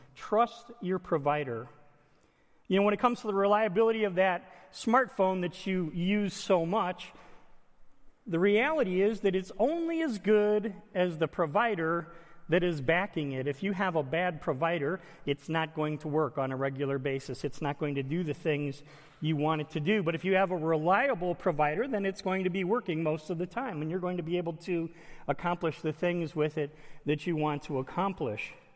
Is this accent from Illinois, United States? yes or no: yes; Illinois, United States; I was born and raised in Illinois